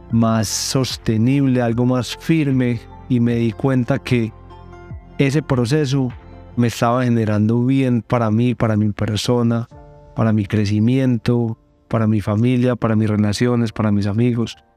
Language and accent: Spanish; Colombia; Yo soy colombiano, tengo 33 años